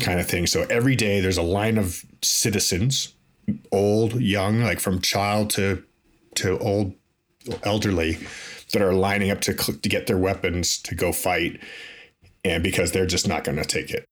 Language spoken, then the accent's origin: English; Toronto, Ontario, Canada; I grew up in Toronto, in Canada